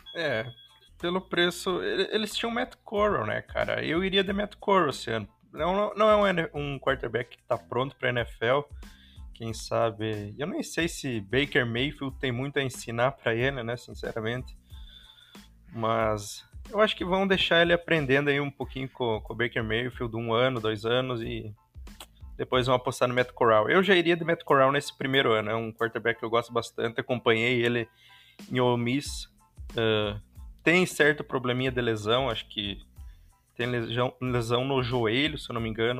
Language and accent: Portuguese; interior of Rio Grande do Sul, Brazil; also born or lived in Ijuí; eu sou do interior do Rio Grande do Sul, estou morando em Ijuí atualmente